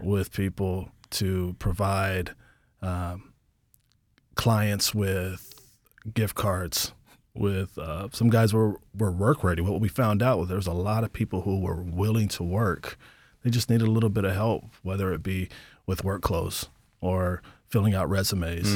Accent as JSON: {"language": "English", "town": "Portland", "region": "Oregon", "country": "United States", "tie": "born or raised there", "also_born_or_lived": "Birmingham, Alabama", "moved": "yes", "lives_now": "Anchorage, United States", "said": "I was born in Birmingham, Alabama, raised in Portland, Oregon, and I've lived here in Anchorage, Alaska for about twenty years"}